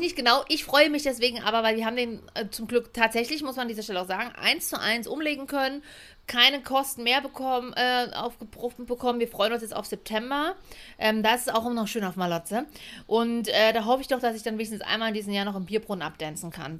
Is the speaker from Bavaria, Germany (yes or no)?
no; Leipzig, Saxony, Germany; Und ich bin ja laut Pass Sächsin, also ich bin Leipzigerin